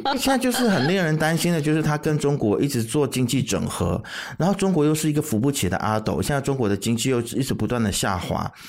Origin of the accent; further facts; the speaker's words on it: Malaysia; 我们马来西亚人可以在我们自己国内吵翻天